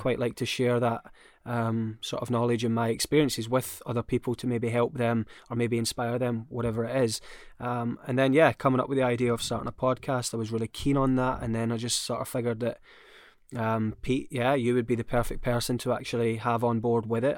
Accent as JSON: {"language": "English", "region": "Scotland", "country": "United Kingdom", "said": "I'm Scottish"}